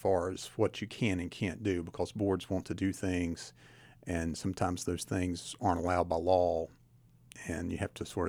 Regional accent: Tazewell, Virginia, United States; I did. I'm from Tazewell. I'm a Tazewell Bulldog.

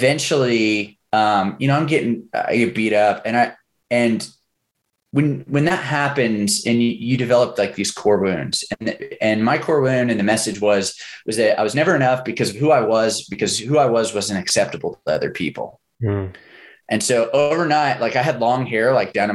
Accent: Oklahoma, United States; I grew up in Oklahoma during that time period

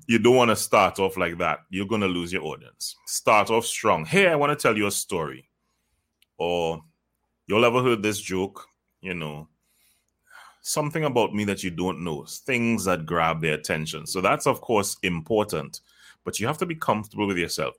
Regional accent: Trinidad & Tobago; I am from Trinidad and Tobago, by the way. I, I live there

